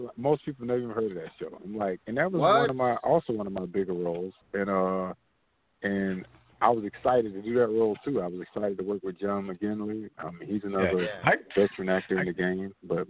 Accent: Tampa Bay area, Florida, United States; also born or lived in Bartow, Florida / Haines City, Florida / Clearwater, Florida / Largo, Florida; I lived in Haines City a little when I was like a baby. But I grew up majority of my life in the Tampa Bay area. I don't know if you're familiar with Clearwater / Largo. I grew up part of my life in Clearwater and Largo, Florida. That's all Tampa Bay area.

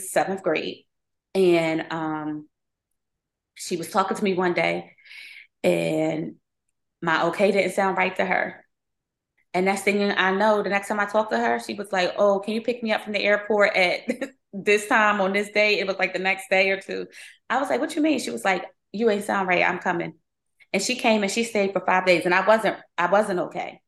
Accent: Philadelphia, Pennsylvania, United States; also born or lived in Baltimore; I'm from Philly

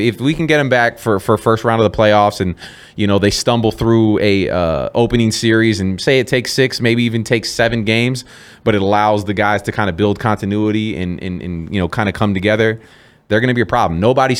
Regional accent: Bay Area, California, United States; moved away as an adult; now in Las Vegas, United States; Born and raised in the Bay Area. I never went to a Sharks game.

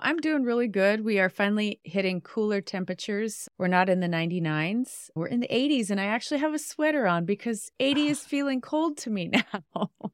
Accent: Western Montana, United States; moved away as an adult; I grew up in Western Montana, and we have recently returned to my little small town, my small hometown

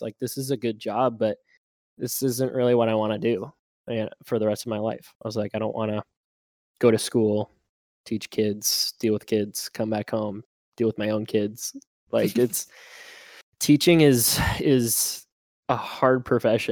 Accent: Fargo, North Dakota, United States; I'm from Fargo, North Dakota here, born and raised.

